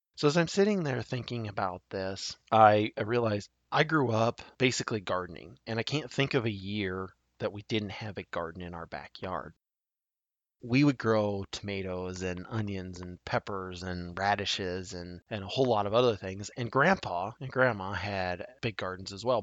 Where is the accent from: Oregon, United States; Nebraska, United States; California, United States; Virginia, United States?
Nebraska, United States; my home state of Nebraska